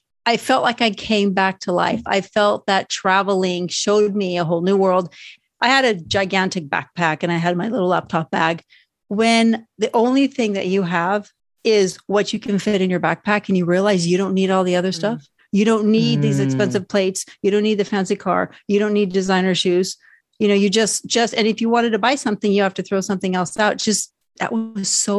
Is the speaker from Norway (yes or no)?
yes; Norway; moved away; I was raised in Norway.